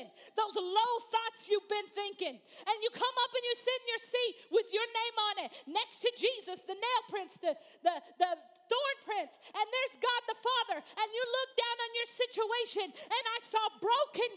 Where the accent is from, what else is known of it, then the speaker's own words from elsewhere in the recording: Missouri, United States; I grew up in Missouri